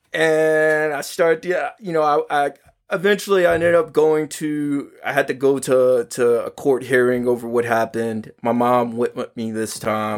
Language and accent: English; New York City, New York, United States; I grew up in Harlem